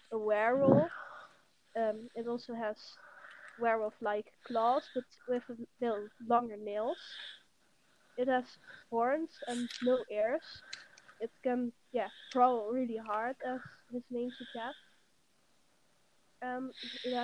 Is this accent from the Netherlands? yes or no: yes; Netherlands; English is a second language; I'm from the Netherlands, hence my accent